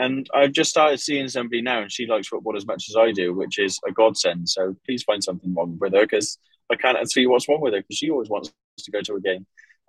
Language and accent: English; United Kingdom; I'm a Southerner